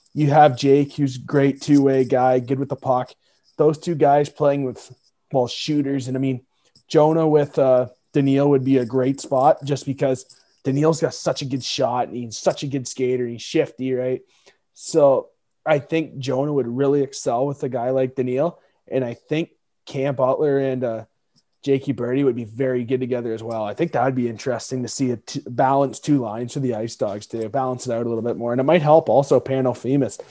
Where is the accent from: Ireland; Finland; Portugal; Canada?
Canada; we're Canadian